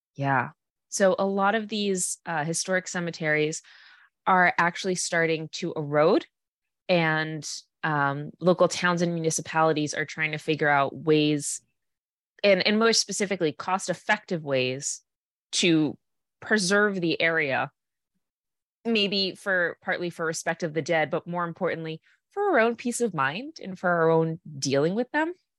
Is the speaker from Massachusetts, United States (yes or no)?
yes; Massachusetts, United States; I'm from Mass